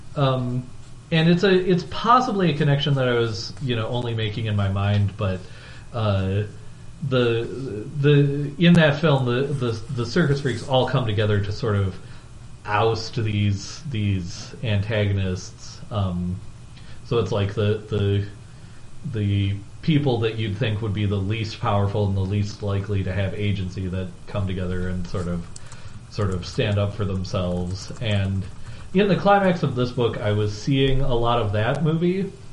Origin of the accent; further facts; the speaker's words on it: Midwest, United States; I am from the Midwest, so I do sort of elide that word in a way that is potentially troubling.